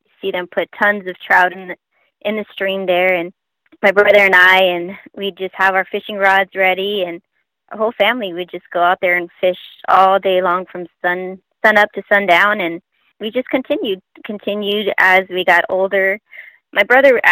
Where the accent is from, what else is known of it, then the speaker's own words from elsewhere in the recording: Long Beach, California, United States; We're born and raised in Long Beach, California